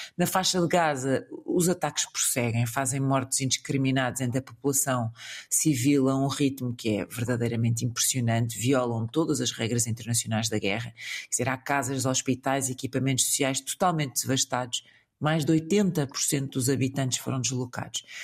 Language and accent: Portuguese; Portugal; que sou português